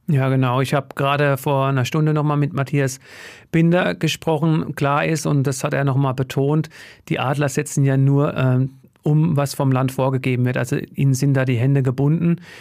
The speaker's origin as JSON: {"language": "German", "region": "Hesse", "country": "Germany", "said": "bei uns in Hessen"}